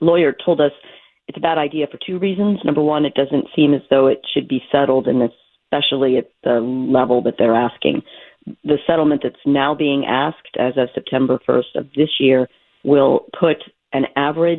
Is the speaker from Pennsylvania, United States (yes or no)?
yes; Hilltown, Pennsylvania, United States; moved away as an adult; also born or lived in Durham, North Carolina / Chicago; now in Bucks County, United States; I grew up in Hilltown, went to Penn Ridge